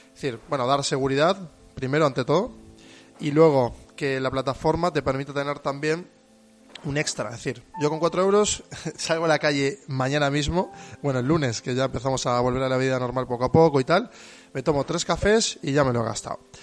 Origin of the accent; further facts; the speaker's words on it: Buenos Aires, Argentina; moved away as an adult; now in Bilbao, Spain; vengo de Argentina, de, una megalópolis como Buenos Aires